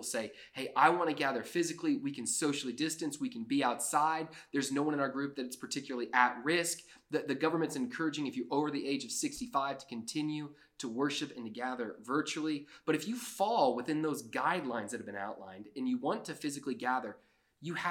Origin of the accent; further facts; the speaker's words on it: Georgia, United States; also born or lived in South Florida; I grew up in South Florida. I lived there till I was 5, and then I moved to Georgia